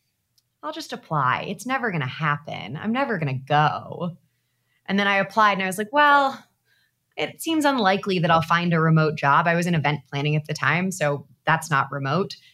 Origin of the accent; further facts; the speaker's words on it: outside of Chicago, Illinois, United States; moved away as an adult; also born or lived in Dallas / New York; I grew up outside of Chicago, went to university in Dallas, and then moved to New York